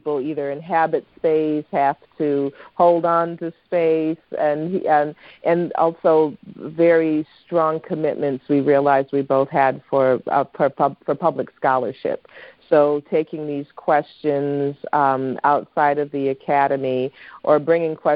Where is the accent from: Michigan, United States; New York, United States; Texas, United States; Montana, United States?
Michigan, United States; Saginaw; also born or lived in Kalamazoo, Michigan; I'm from Michigan. I am Michigan, Michigan, Michigan. I'm from Saginaw as well, and we have so much brownfield in Saginaw